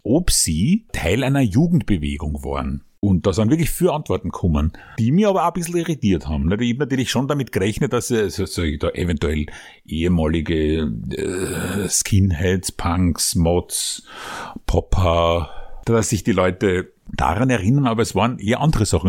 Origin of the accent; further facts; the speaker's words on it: Vienna, Austria; Bei uns in Simmering